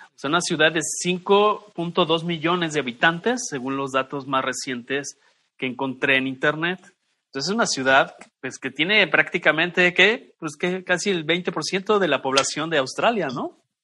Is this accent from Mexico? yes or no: yes; Mexico; como mexicano